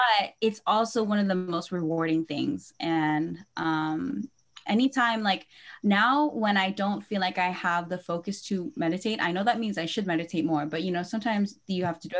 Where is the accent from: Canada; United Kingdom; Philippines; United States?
Philippines; I would say that being Filipino and like especially moving back to the Philippines and then coming back here has really given a depth to what